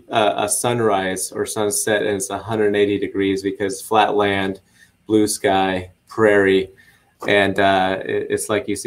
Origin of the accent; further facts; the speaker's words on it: Nebraska, United States; Well, it's funny. The state motto is the good life.